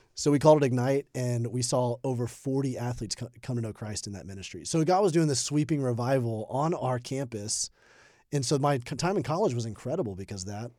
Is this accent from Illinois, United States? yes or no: no; Birmingham, Alabama, United States; moved away as an adult; also born or lived in Indianapolis, Indiana / South Carolina; I grew up in Alabama. I was a pastor's kid, Birmingham, Alabama.